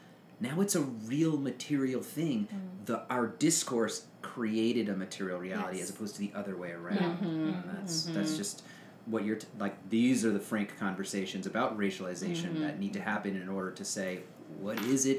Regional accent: New Orleans, Louisiana, United States; moved away; I'm from New Orleans

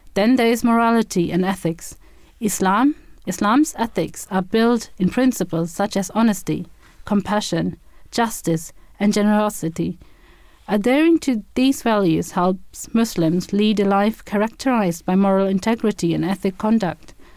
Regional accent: Germany; moved away as an adult; now in Andover, United Kingdom; I was born and brought up in Germany and moved to the U K in two thousand and seven

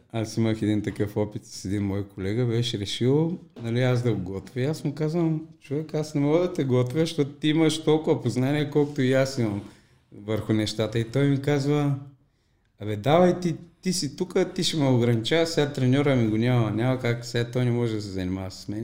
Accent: Popovo, Targovishte Province, Bulgaria; тук в моя роден град, в Попово

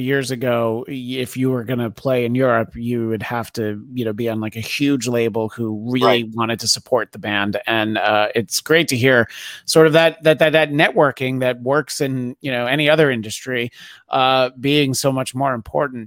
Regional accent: New York, United States; growing up in New York

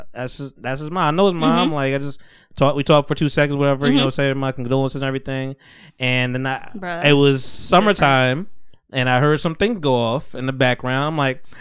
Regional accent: Bogota, New Jersey, United States; also born or lived in Willingboro, New Jersey / Wayne, New Jersey; I'm from North Jersey

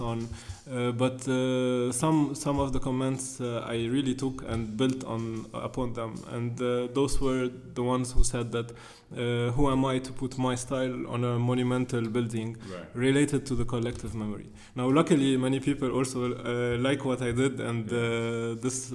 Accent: Beirut, Beirut Governorate, Lebanon; being raised and growing up in Beirut

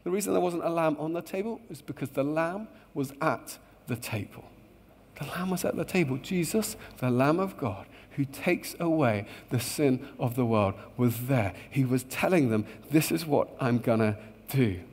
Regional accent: Luton, East of England, United Kingdom; I grew up in a beautiful town just north of London called Luton. And I love my hometown

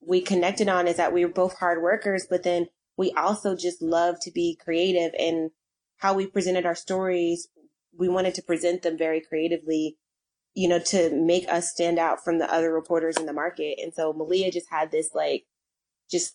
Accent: Philadelphia, Pennsylvania, United States; I was born in Philadelphia, Pennsylvania.

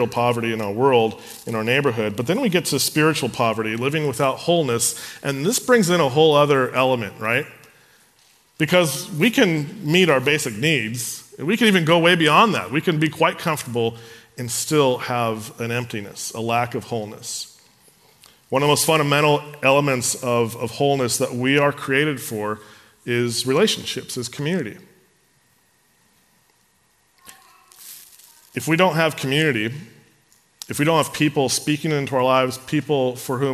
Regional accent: San Carlos, California, United States; I grew up in San Carlos

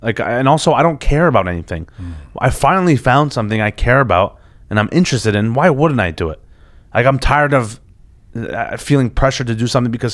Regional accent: Toronto, Ontario, Canada; growing up in Toronto.

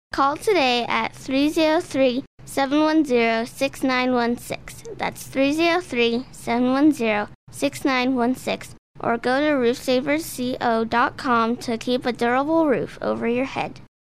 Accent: Midwest, United States; moved away; I come from the Midwest

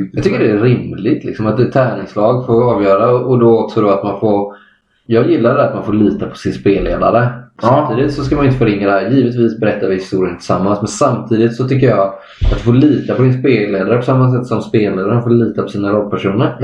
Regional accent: Kalmar County, Sweden; jag och både Adam och Adam, vi, vi kommer från Öland, samma ö

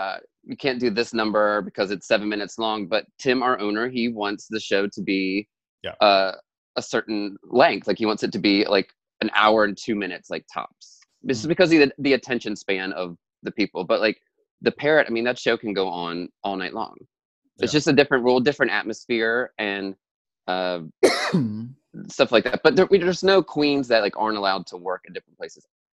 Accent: Delaware, United States; Like, it's so weird, like saying that I'm from Delaware, and because you wouldn't think like Delaware has like all this drag

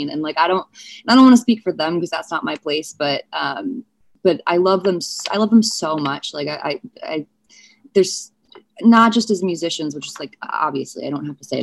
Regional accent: St. Louis, Missouri, United States; born there; I was born in St. Louis.

